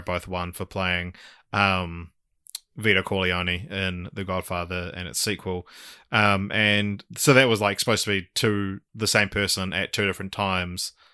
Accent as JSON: {"language": "English", "country": "New Zealand", "said": "I'm a fucking Kiwi male"}